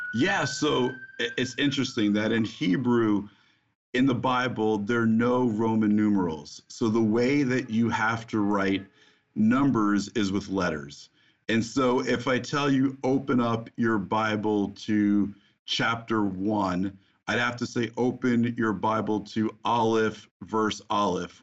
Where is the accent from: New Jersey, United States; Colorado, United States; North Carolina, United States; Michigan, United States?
New Jersey, United States; I grew up in the Holy Land, as you mentioned, New Jersey